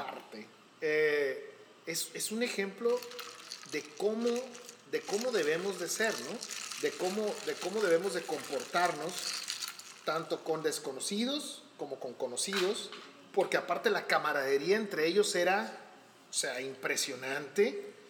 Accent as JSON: {"language": "Spanish", "town": "Hermosillo", "region": "Sonora", "country": "Mexico", "said": "yo soy de aquí de Hermosillo"}